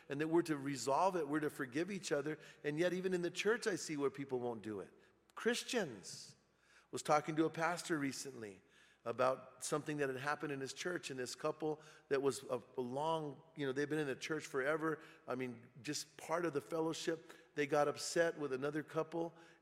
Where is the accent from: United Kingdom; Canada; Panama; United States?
United States; Bernalillo, New Mexico; moved away; I went back to my hometown, and I was hanging out in my hometown, and I went to the Circle K there in Bernalillo